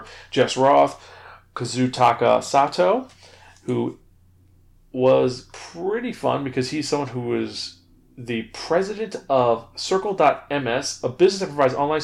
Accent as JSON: {"language": "English", "region": "New York", "country": "United States", "said": "being a New Yorker"}